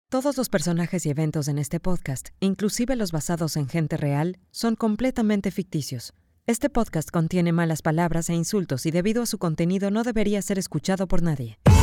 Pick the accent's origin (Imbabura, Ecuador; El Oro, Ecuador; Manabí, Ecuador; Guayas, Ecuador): Guayas, Ecuador; Guayaquil; como guayaquileño